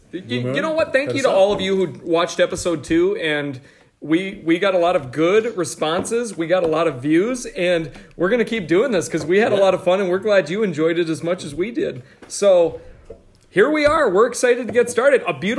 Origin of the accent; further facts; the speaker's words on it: Redfield, South Dakota, United States; I grew up in Redfield.